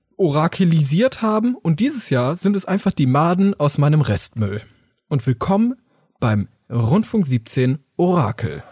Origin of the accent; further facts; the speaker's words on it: Germany; wir wollen als Deutsche natürlich zusammenhalten, wir lieben alle unser Land